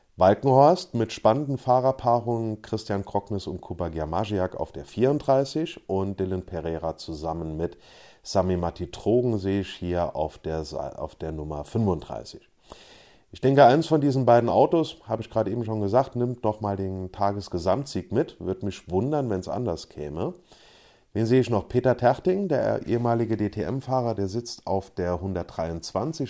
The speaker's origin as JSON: {"language": "German", "country": "Luxembourg", "said": "bei uns in Luxemburg"}